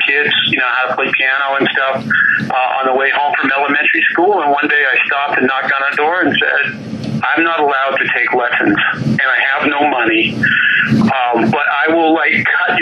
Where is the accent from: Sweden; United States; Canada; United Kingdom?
Canada; I'm Canadian